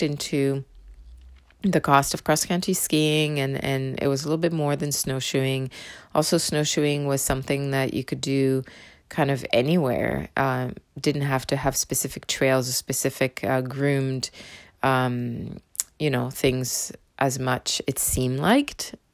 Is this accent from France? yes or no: yes; southern France, France; first language French; English is a second language; moved away as an adult; also born or lived in Windsor, Ontario, Canada; now in Canada; I was raised in the south of France